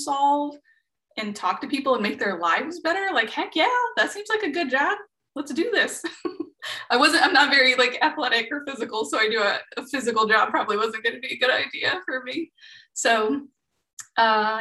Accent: Midwest, United States; I grew up in the Midwest, in a low SES family

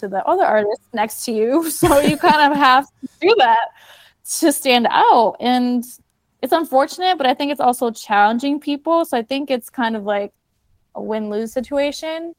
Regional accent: Puerto Rico; I'm from Puerto Rico

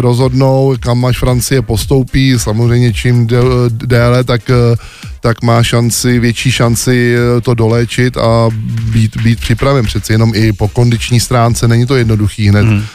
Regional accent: Smetanova Lhota, South Bohemian Region, Czechia; u nás ve Smetanově hotě na vesnici

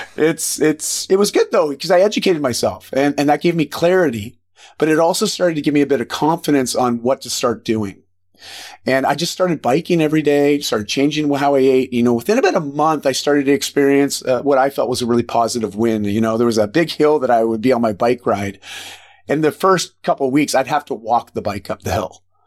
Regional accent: just outside of Toronto, Ontario, Canada; moved away as an adult; I grew up just outside of Toronto in, in Ontario

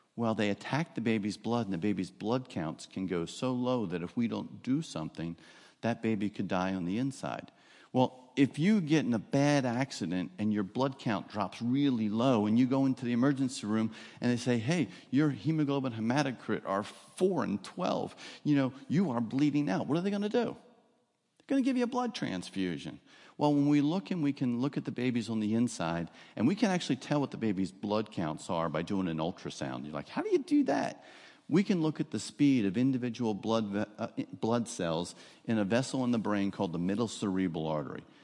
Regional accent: New Jersey, United States; moved away as an adult; now in Florida, United States; I grew up, I don't know if you'll hear the accent, I grew up in New Jersey. but it was South Jersey

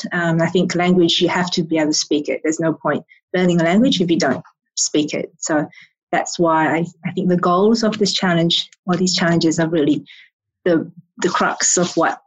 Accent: Australia; descent, but my family moved to Australia, so we never really spoke Chinese at home. So my English is my native language

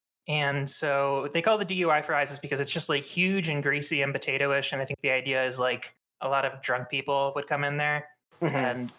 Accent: Baltimore, Maryland, United States; accent: Baltimore

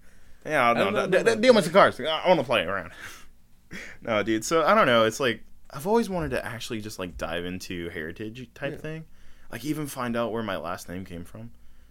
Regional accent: United States; I'm American as they come, Buster.

